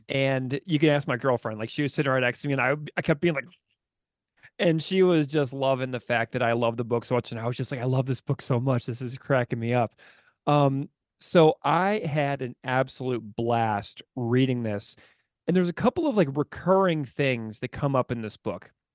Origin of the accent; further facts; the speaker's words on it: St. Louis, Missouri, United States; just down I forty-four from Saint Louis, my hometown